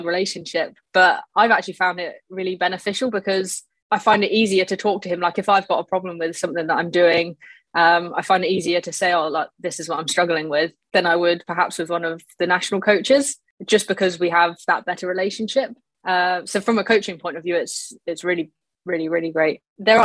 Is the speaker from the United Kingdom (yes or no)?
yes; Shoreham-by-Sea, South East England, United Kingdom; also born or lived in Brighton; I was born in Brighton. I lived there till I was about four and then moved to Shoreham.